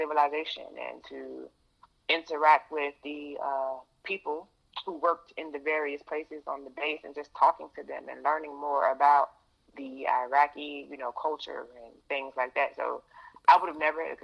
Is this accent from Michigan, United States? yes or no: no; Chesapeake, Virginia, United States; moved away; I grew up in Hampton Roads, Virginia